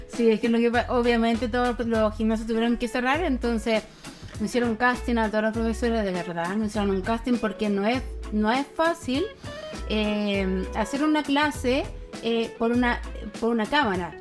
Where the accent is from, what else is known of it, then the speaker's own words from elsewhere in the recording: Santiago, Santiago Metropolitan Region, Chile; moved away as an adult; also born or lived in Curauma, Valparaíso; now in Valparaíso, Chile; vivo en Curauma, Valparaíso, pero yo soy santiaguina